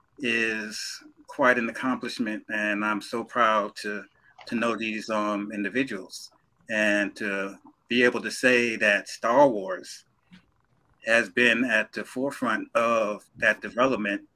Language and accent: English; New York City, New York, United States; I knew these two wonderful individuals growing up in Brooklyn, New York.